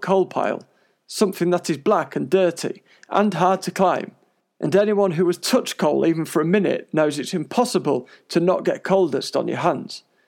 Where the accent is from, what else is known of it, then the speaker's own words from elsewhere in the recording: Coventry, West Midlands, United Kingdom; also born or lived in London; I moved to Coventry from London when I was a little kid